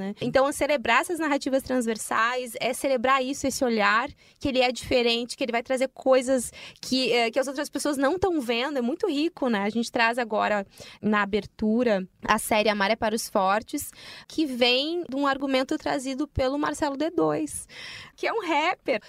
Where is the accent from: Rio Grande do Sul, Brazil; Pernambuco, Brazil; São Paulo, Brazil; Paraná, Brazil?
Rio Grande do Sul, Brazil; tu fala que é gaúcha, e aí olham para mim, eu, crespa, uh, negra